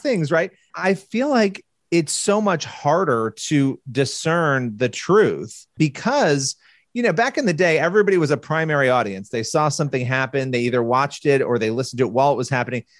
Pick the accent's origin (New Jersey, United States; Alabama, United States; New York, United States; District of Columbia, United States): New York, United States; Rochester; I was born in Rochester, New York, which is not all that far from the Canadian border. I grew up going to Niagara Falls all the time.